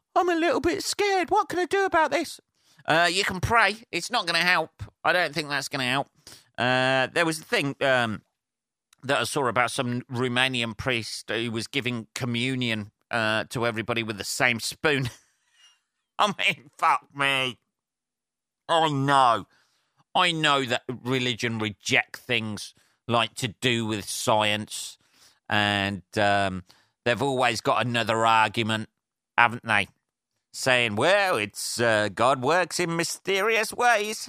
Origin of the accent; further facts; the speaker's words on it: Northampton, East Midlands, United Kingdom; Northampton, my hometown, by the way, or Northamptonshire, my um, my county